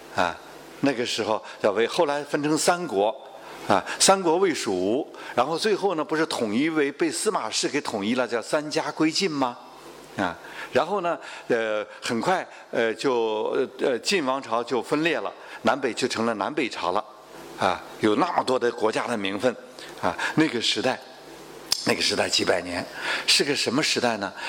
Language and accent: Chinese; China; 我们中国人